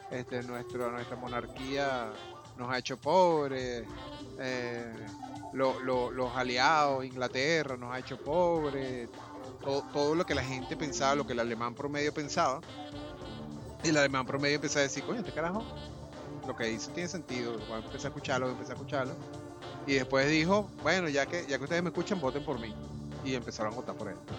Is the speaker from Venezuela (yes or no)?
yes; Venezuela; now in Panama; yo para hacerme panameño tengo que renunciar a la nacionalidad venezolana